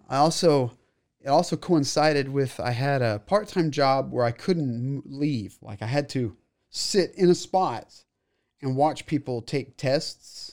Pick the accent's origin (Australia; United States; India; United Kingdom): United States; Waco, Texas; I was born here in Waco.